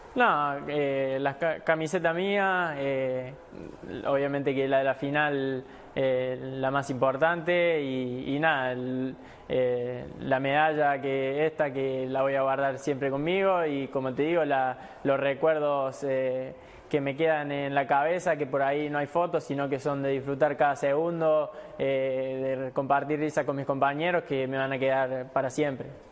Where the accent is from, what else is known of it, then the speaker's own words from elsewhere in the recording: Argentina; somos los, argentinos